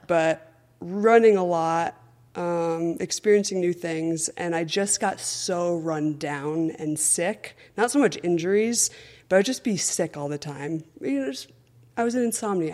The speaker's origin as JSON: {"language": "English", "town": "Ridgefield", "region": "Connecticut", "country": "United States", "tie": "born or raised there", "said": "I grew up in Richfield, Connecticut"}